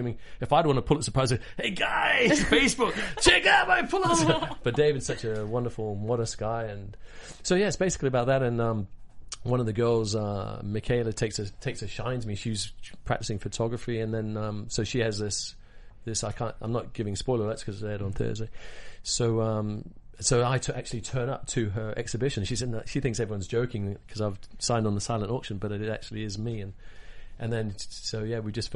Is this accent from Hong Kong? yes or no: yes; Hong Kong; moved away; I grew up in Hong Kong as a kid, so I speak Cantonese